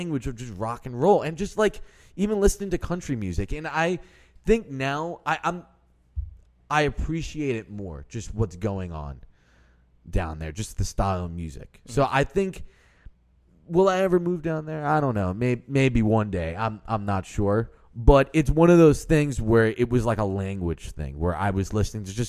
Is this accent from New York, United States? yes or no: yes; Westchester County, New York, United States; I grew up in New York. I'm not New York City, but I grew up in, like, Westchester County